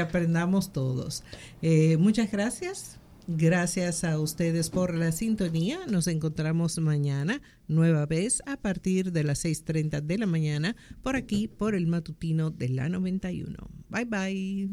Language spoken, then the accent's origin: Spanish; Dominican Republic; nosotros como dominicanos